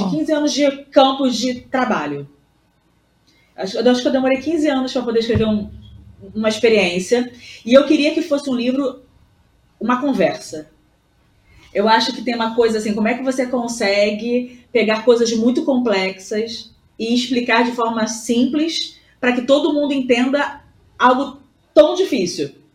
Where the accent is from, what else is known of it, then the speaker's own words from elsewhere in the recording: Rio de Janeiro, Brazil; Voltei aqui pro Rio, né? Que obviamente sou carioca.